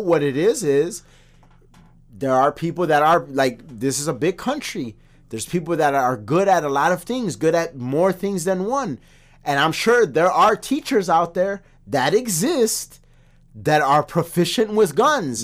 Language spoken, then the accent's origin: English; United States; as an American